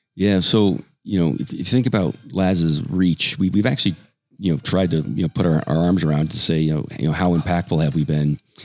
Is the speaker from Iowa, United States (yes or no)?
no; Gallup, New Mexico, United States; moved away as an adult; also born or lived in Colorado / East Coast; I grew up in New Mexico, um, school in Colorado, moved to the East Coast to get my MBA